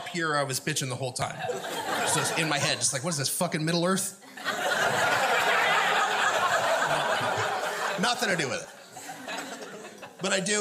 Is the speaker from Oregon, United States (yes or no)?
yes; Oregon, United States; now in Portland, United States; I grew up in Linn County, Oregon